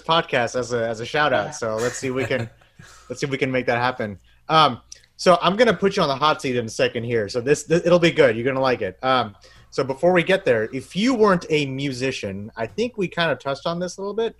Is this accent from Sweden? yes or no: no; Bangladesh; I'm from Bangladesh